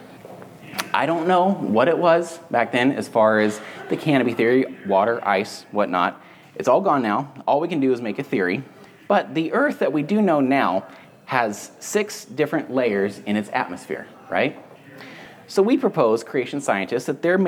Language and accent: English; San Andreas Fault, California, United States; I lived where I grew up on the San Andreas Fault.